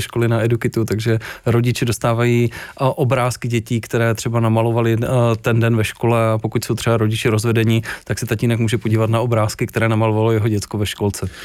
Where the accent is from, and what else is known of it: Czechia